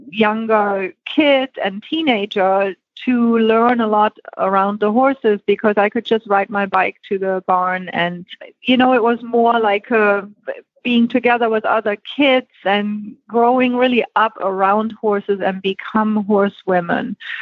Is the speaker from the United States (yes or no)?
no; Germany; moved away; born and raised in Germany